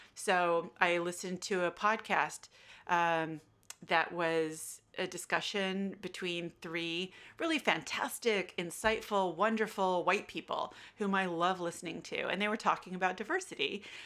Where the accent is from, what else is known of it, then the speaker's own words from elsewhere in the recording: United States; accent: American; now in Australia; you can tell from my accent, I'm American